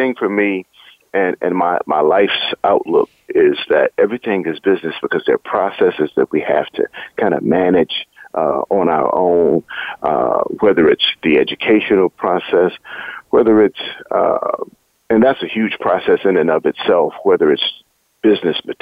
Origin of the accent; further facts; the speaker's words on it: Wilmington, North Carolina, United States; also born or lived in Durham, North Carolina / Atlanta, Georgia / Los Angeles, California; growing up in Wilmington, it was always instilled in me the importance of education